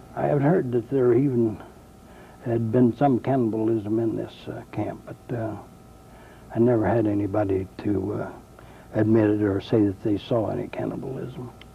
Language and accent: English; Union City, Indiana, United States; I was born in Union City, Ohio, and under a year old, I was moved to Union City, Indiana with my parents, and I've been a lifelong resident of Union City, Indiana